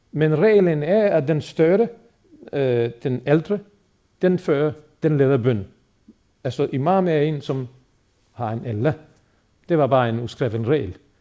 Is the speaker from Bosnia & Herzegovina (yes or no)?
yes; Bosnia & Herzegovina; now in Denmark; muslimerne i Bosnien, hvor jeg er født og opvokset